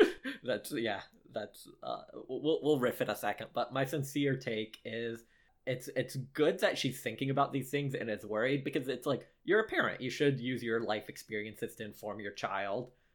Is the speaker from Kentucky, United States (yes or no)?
yes; Lexington, Kentucky, United States; I did grow up in Lexington